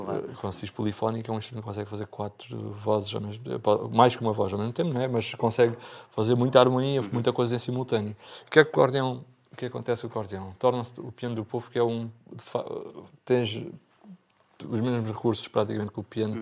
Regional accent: Bordeira, Algarve, Portugal; pelo sítio de onde venho

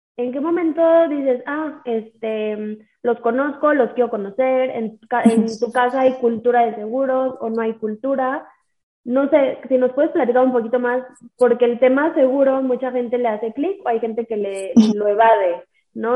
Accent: Mexico; Somos mujeres mexicanas

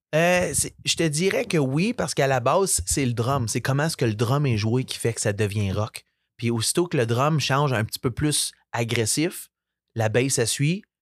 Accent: Ontario, Canada; first language French; Nous autres, euh, en Ontario, on se bat tous les jours pour garder notre langue.

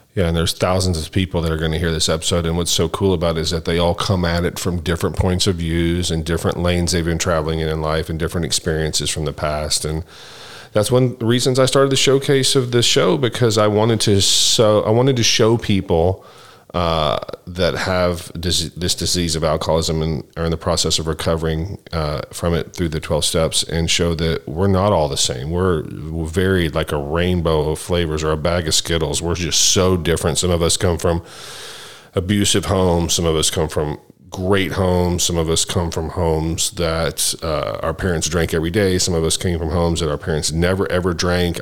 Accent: Dallas, Texas, United States; I grew up in Dallas, Texas

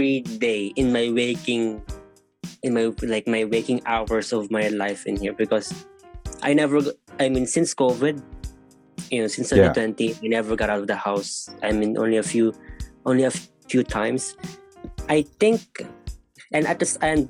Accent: Philippines; now in Korea; the Philippines, to where my family is, my real friends are. So it's like it's the only way I can keep myself connected to, my home country

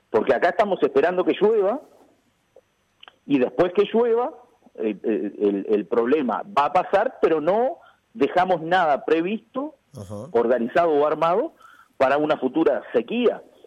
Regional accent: Canelones, Uruguay; soy del departamento de Canelones

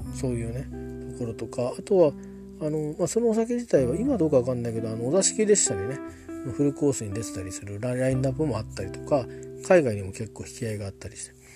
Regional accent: Kanto, Japan; 僕はあの完全に関東人ですけど

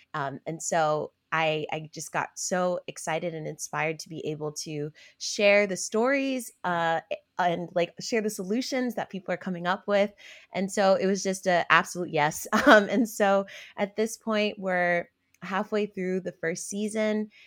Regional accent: Albany, New York, United States; now in Washington, D.C., United States; I am originally from Albany, New York, um, specifically the south end of Albany, which is considered a frontline community

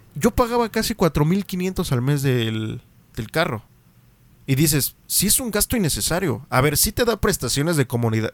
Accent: Mexico; también como mexicanos

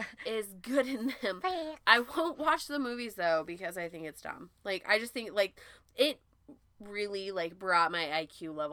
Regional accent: Pacific Northwest, United States; I'm from the Pacific Northwest.

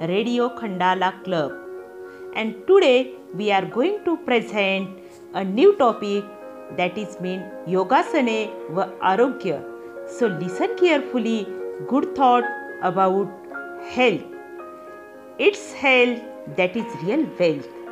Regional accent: Maharashtra, India; first language Marathi; आपण ज्या राज्यामध्ये राहतो म्हणजेच महाराष्ट्र

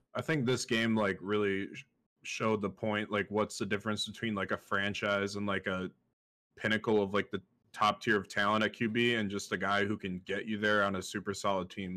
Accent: Wisconsin, United States; I'm from Wisconsin

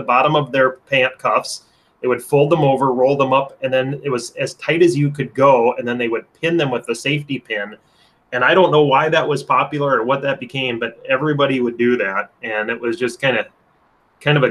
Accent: Anoka, Minnesota, United States; Anoka where I grew up

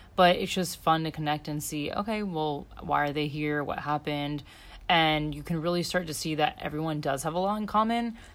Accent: United States; moved away as an adult; now in Australia; being an American

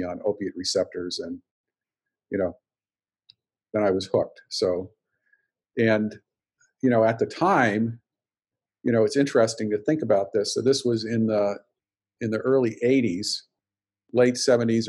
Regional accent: Montana, United States; I grew up in Montana.

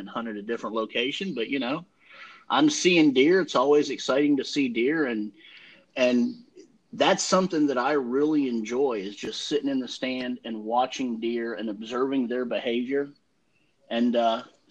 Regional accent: Douglasville, Georgia, United States; also born or lived in Michigan; I grew up in Douglasville

